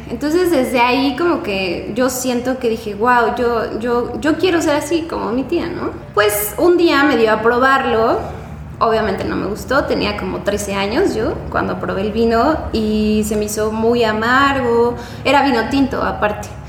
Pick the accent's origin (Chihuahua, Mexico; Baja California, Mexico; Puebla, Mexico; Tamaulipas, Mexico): Puebla, Mexico; moved away as an adult; also born or lived in Guanajuato; now in Querétaro, Mexico; yo soy de Puebla, estudié la carrera en Puebla